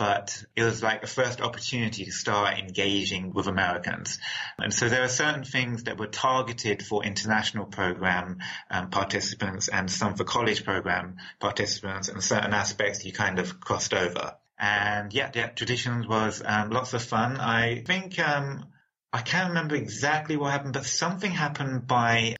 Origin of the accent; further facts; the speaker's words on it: London, United Kingdom; I was born in London, England